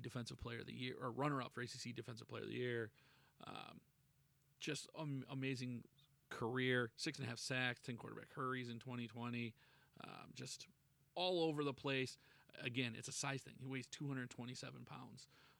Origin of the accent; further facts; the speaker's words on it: Buffalo, New York, United States; in my hometown here, the Buffalo